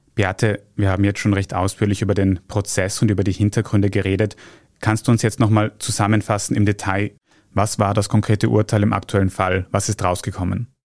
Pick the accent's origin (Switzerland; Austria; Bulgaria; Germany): Austria; bei uns in Österreich